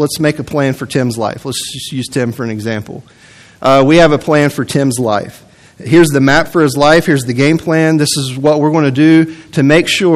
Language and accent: English; West Virginia, United States; growing up in the mountains of West Virginia